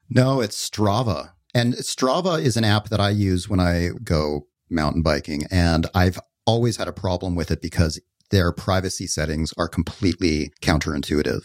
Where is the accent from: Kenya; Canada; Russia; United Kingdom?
Canada; moved away as an adult; I left Canada when I was nineteen